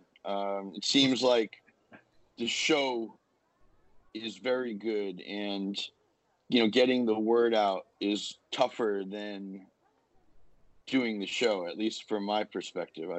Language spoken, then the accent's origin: English; Rhode Island, United States; we grew up in Rhode Island